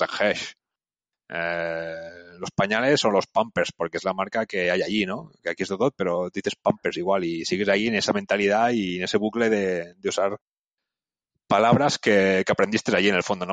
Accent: Barcelona, Catalonia, Spain; moved away as an adult; also born or lived in Lausanne, Switzerland; yo como crecí en Barcelona

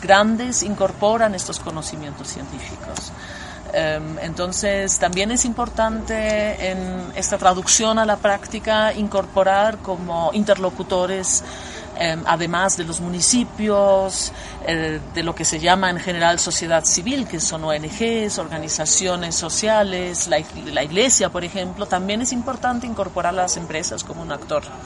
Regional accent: Germany; now in Berlin, Germany; yo soy antropóloga alemana

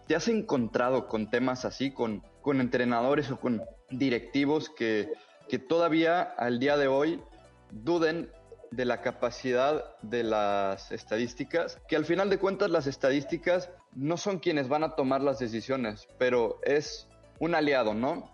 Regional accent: Mexico; a mí como mexicano

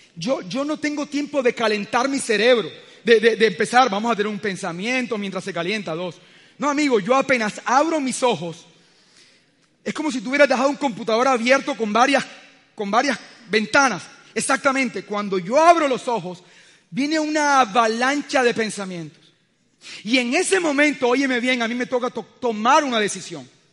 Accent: Colombia; el solo hecho de vivir en este país

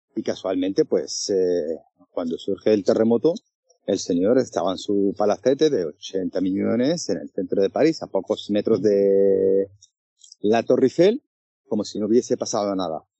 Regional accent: Western Sahara; como periodista saharaui

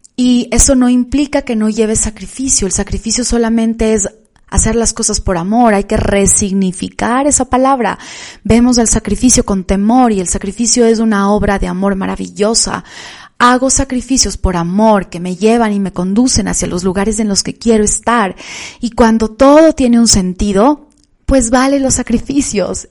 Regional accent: Quito, Pichincha, Ecuador; en la ciudad de Quito, donde vivo, de donde soy

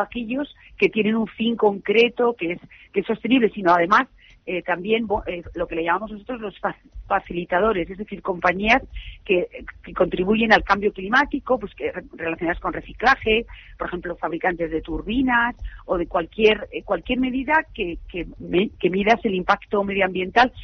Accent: Madrid, Community of Madrid, Spain; Estoy muy, muy orgullosa como española y como madrileña

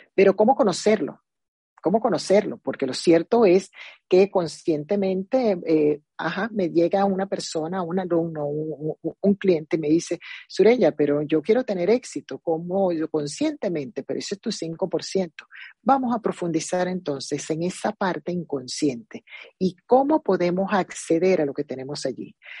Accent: Zulia, Venezuela; moved away as an adult; also born or lived in Maracaibo; now in United States; siempre seré venezolana

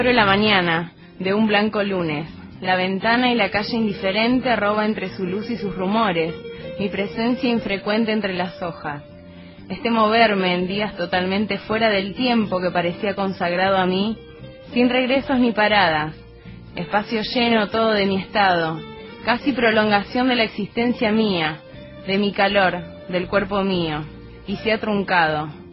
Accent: Buenos Aires Province, Argentina; yo no soy porteña, yo soy bonaerense

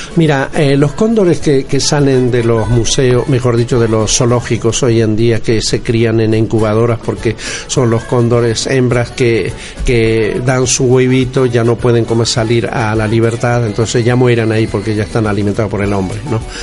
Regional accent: Bolivia; Yo soy andino, como es de Bolivia.

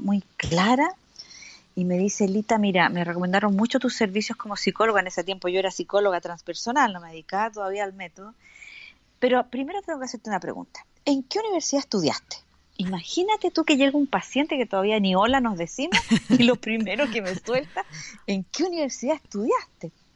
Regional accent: Valparaíso, Chile; moved away; nací en el puerto de Valparaíso, así que para el, para el lenguaje de Chile soy porteña

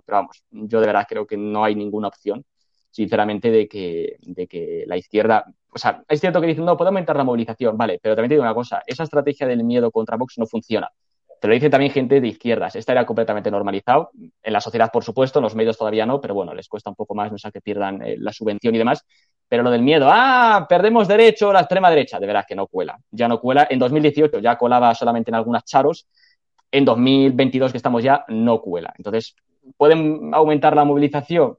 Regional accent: Castile and León, Spain; Y en Castilla y León, que es mi tierra

